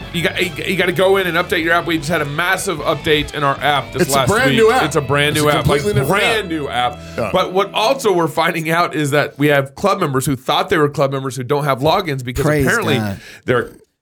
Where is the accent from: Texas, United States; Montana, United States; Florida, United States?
Texas, United States; I'm from Texas and it's our Red River.